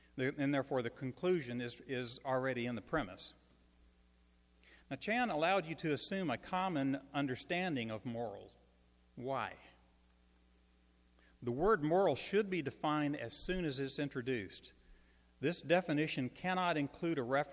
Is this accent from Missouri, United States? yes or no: no; Shreveport, Louisiana, United States; I'm a native of Shreveport